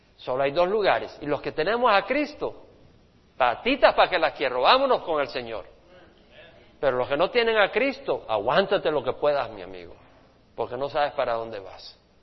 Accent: El Salvador; moved away; Allá en mi país, en El Salvador, donde nací

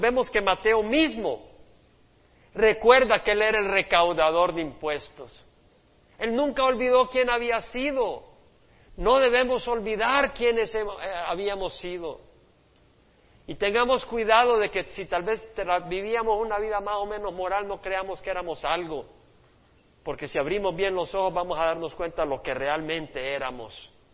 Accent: El Salvador; Mi país, El Salvador, donde yo nací

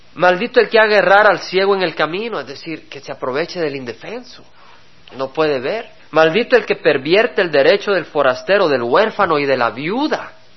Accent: El Salvador; como salvadoreño, porque vengo del Salvador

